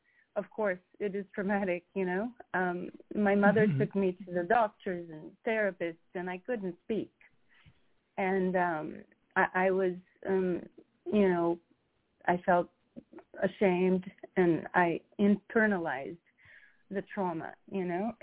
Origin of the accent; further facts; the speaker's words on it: Rio de Janeiro, Brazil; moved away; growing up in Brazil I grew up very freely